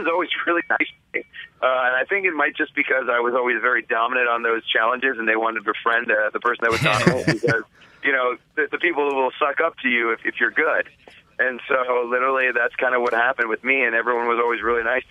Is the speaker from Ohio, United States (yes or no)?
yes; Cleveland, Ohio, United States; I'm from Cleveland